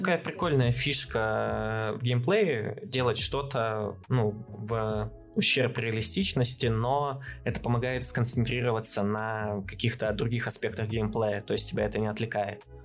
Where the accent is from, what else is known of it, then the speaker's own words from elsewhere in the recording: Chelyabinsk, Chelyabinsk Oblast, Russia; я как челябинец